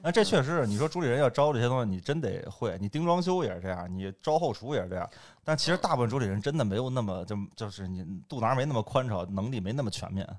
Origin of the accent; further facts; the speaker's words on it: Beijing, China; 我也算嗯。半拉北京人，但是我是，我，我应该算北京老北京人，一般分嗯。两头儿，一头儿是胡同串子，胡同儿出身的，还有一波儿算大院儿子弟，就我从小就嗯。关大学长大的，所以就算大院儿长大了